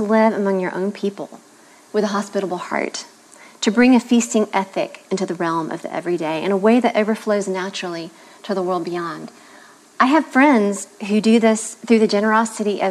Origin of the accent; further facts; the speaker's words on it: the South, United States; Growing up in the South, it would have been difficult to have escaped an education and laying the table